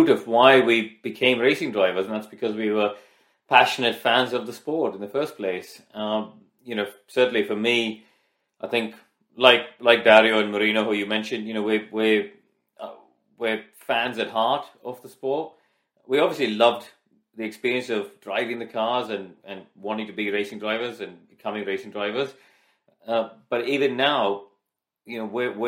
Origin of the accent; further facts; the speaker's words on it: India; moved away; I grew up, I was born and raised in India.